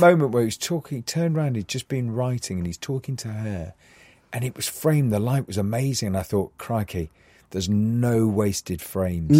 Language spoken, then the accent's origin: English; Newcastle upon Tyne, North East England, United Kingdom; I grew up in Newcastle